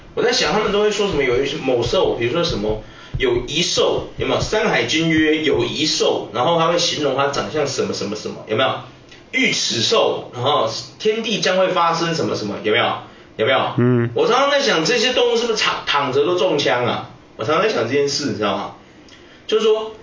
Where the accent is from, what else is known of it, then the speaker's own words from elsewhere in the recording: Taiwan; 那个也不是我们台湾人有的